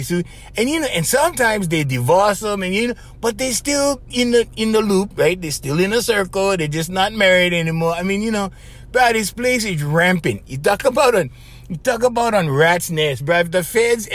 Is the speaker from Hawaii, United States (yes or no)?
yes; Hawaii, United States; We're coming from Hawaii